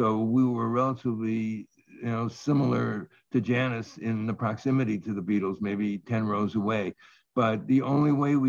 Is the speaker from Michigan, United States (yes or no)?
no; Cleveland, Ohio, United States; I grew up in Cleveland.